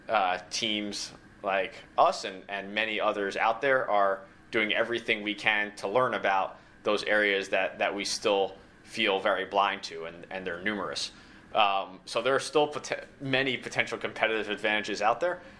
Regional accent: Northeast, United States; this was new to me because I grew up in the Northeast

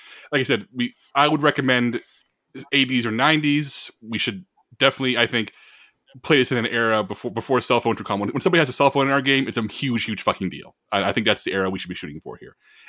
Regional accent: Texas, United States; I'm a Southerner my entire life. I'm Texan my entire life.

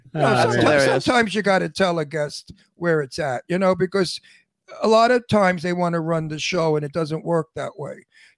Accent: New York City, New York, United States; I'm from Brooklyn. I'm very tough. I'm very outspoken because I don't give a shit. I'm 81 years old.

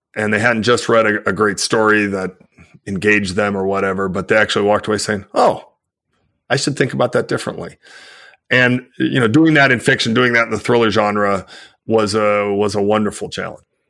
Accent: United States; I live in the United States, I'm an American

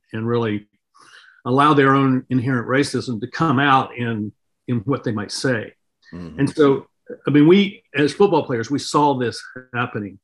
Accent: North Carolina, United States; I grew up in North Carolina in the South in the 1960s

